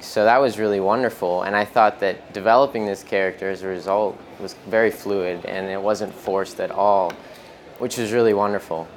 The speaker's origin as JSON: {"language": "English", "town": "New York City", "region": "New York", "country": "United States", "tie": "born or raised there", "said": "I am from New York. I was born in Manhattan, uh, but I live about an hour north of the city"}